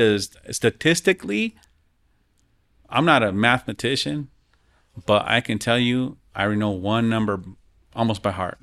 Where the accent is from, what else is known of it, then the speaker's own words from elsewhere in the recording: Denver, Colorado, United States; growing up in the West Side